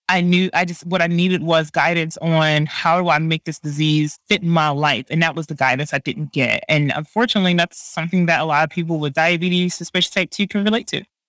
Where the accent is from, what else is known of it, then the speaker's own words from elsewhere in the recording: Baltimore, Maryland, United States; now in Bay Area, United States; I live in the Bay Area, but I'm from Baltimore